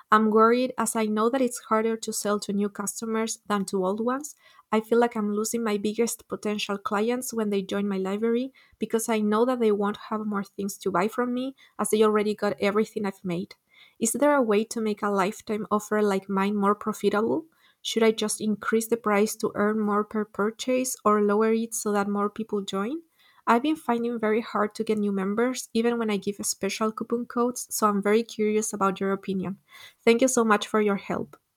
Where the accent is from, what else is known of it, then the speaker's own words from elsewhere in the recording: Chile; I'm from Chile